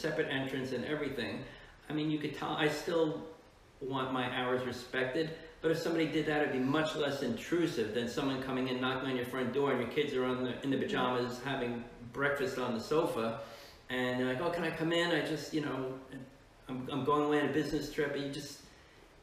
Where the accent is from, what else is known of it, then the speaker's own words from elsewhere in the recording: New Jersey, United States; moved away as an adult; also born or lived in Georgia; I was looking at places to practice in Jersey and I wasn't sure if I wanted to practice in my hometown